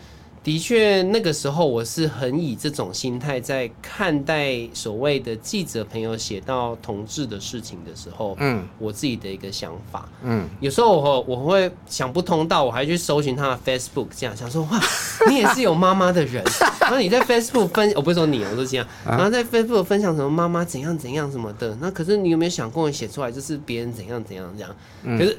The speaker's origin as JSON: {"language": "Chinese", "region": "Taichung", "country": "Taiwan", "said": "因为我是台中人，所以万年那我就真的不知道。"}